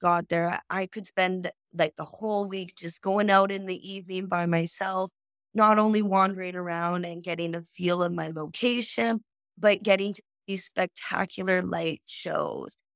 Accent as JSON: {"language": "English", "town": "Saskatoon", "region": "Saskatchewan", "country": "Canada", "first_language": "English", "moved": "as an adult", "lives_now": "Australia", "said": "I'm actually from Saskatoon, Saskatchewan"}